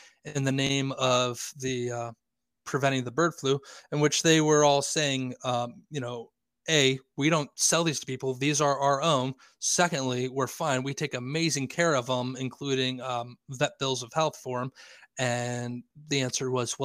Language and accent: English; Lancaster, Pennsylvania, United States; now in York, United States; I live in York, Pennsylvania. I'm from Lancaster, Pennsylvania